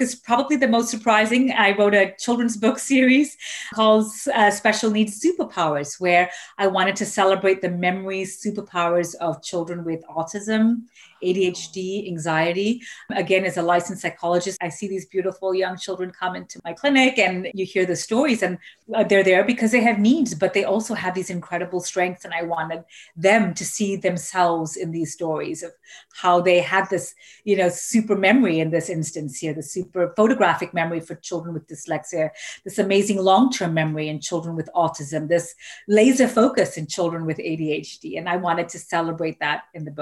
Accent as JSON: {"language": "English", "country": "Malaysia", "tie": "born or raised there", "moved": "yes", "said": "I grew up in Malaysia"}